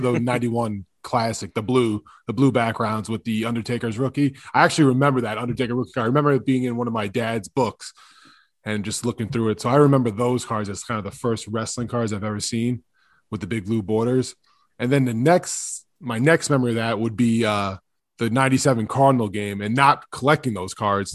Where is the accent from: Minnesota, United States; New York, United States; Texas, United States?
New York, United States; Long Island; I'm from Long Island